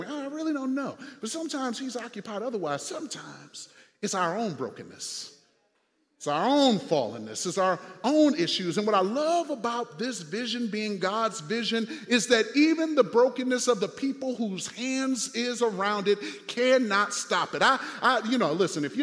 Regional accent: United States; also born or lived in Fort Wayne, Indiana; now in St. Louis, United States; I'm from Six Mile

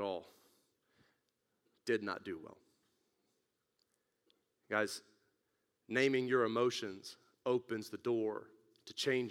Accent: West Texas, United States; moved away; when I grew up in West Texas

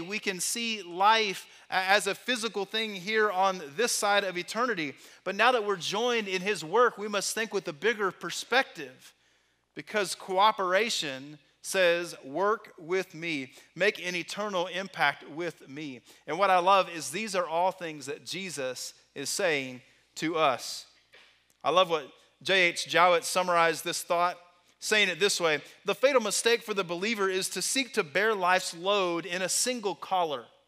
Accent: Texas, United States; Growing up in Texas

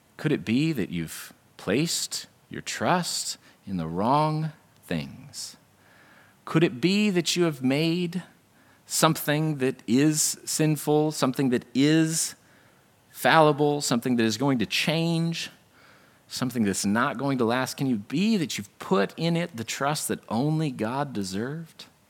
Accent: United States; this is simply the accident of my birth. There's no reason why I'm American and not North Korean

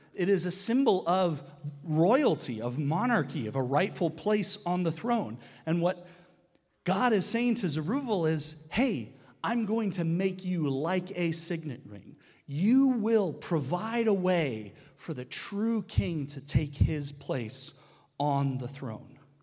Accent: United States; now in Canada; as an American

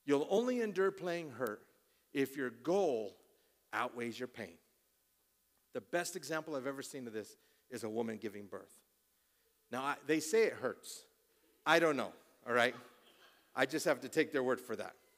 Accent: Colorado, United States; I'm born and raised in Colorado

